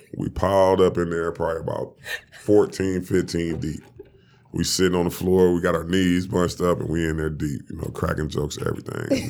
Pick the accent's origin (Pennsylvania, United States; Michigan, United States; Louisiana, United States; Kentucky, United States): Michigan, United States; Detroit; I'm from Detroit